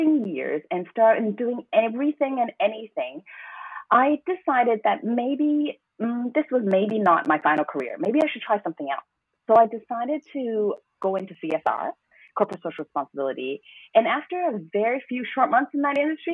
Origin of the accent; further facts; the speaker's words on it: Hong Kong; also born or lived in Toronto, Canada; although I was born in Toronto, Canada, I actually grew up and fell in love with Hong Kong